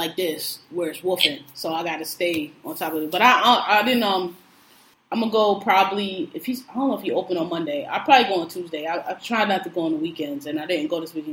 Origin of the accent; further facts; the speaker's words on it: Philadelphia, Pennsylvania, United States; I'm from Philadelphia, so dreads automatically, to me, evoke visions of move